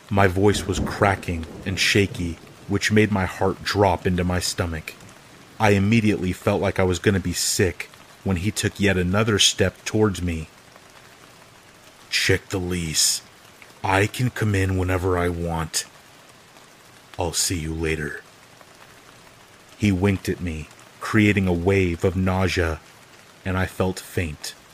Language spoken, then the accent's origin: English; California, United States; Of course, I'm from California, and of course, I didn't read the lease carefully.